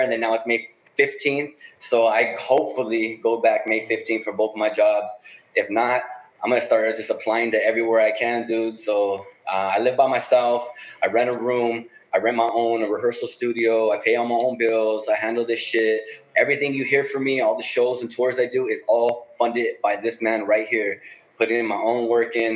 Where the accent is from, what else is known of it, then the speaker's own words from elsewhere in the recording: Los Angeles, California, United States; I'm from the Northeast. That's Northeast LA.